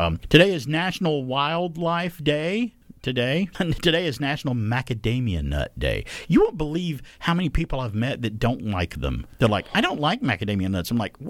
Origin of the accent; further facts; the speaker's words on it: Alabama, United States; growing up in Alabama